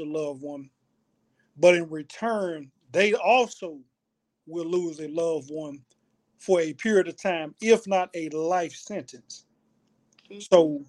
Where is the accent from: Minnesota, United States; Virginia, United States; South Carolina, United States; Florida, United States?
Florida, United States; Opa-locka; I grew up in Opa-locka, Florida